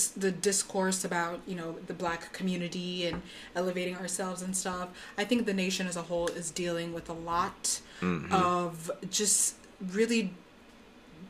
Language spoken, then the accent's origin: English; Plano, Texas, United States; moved away; also born or lived in Frisco, Texas; I grew up in the Dallas area, Plano, Frisco, which are two Plano, the city of Plano, and also the city of Frisco